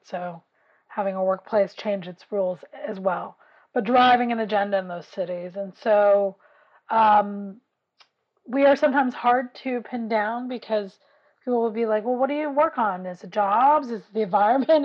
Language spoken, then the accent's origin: English; New York City, New York, United States; I grew up in West Harlem